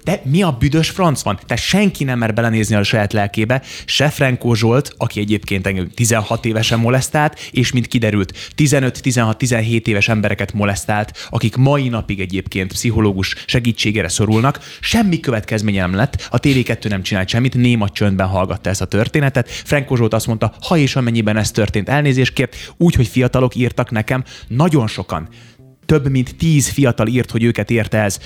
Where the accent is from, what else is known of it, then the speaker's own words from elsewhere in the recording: Hungary; also born or lived in Novi Sad, Serbia; Én újvidéken születtem Szerbiában, Jugoszláviában